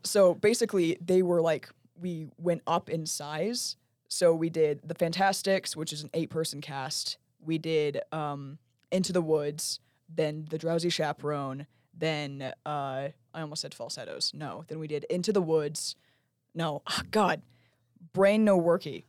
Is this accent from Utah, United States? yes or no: yes; Lehi, Utah, United States; I'm from Lehigh, and I went to Sky Ridge High School